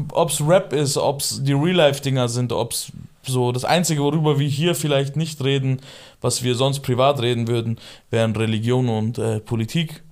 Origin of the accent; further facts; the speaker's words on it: Germany; also born or lived in Iran (family origin); hier bin ich halt zwischen Kurden und Türken aufgewachsen